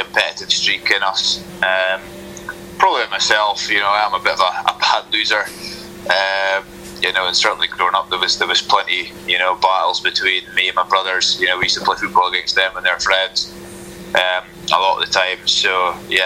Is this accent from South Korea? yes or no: no; Newmarket, Scotland, United Kingdom; also born or lived in United States; growing up in Newmarket, you know, the village where I grew up